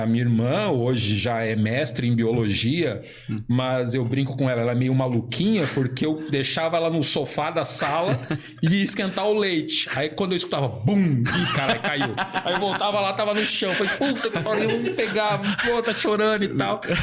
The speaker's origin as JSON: {"language": "Portuguese", "region": "São Paulo", "country": "Brazil", "tie": "born or raised there", "moved": "as an adult", "lives_now": "Santa Catarina, Brazil", "said": "eu nasci no bairro da Liberdade, em São Paulo"}